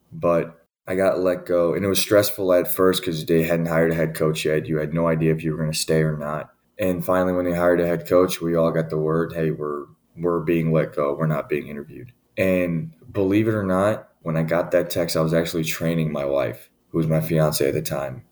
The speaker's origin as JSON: {"language": "English", "town": "Richmond", "region": "Virginia", "country": "United States", "tie": "born or raised there", "also_born_or_lived": "Newport News, Virginia / Nashville, Tennessee / Saginaw, Michigan", "moved": "as an adult", "lives_now": "Michigan, United States", "said": "I grew up in Richmond, Virginia"}